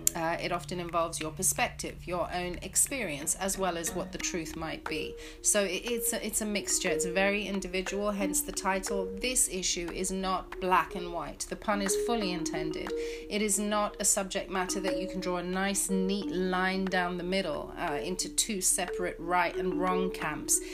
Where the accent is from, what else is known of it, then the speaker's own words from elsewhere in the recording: Zimbabwe; moved away; the amazing education system that I grew up in in, in Zimbabwe